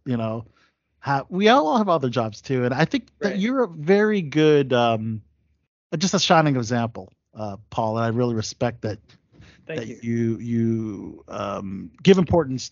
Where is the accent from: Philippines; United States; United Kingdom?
Philippines; I'm Filipino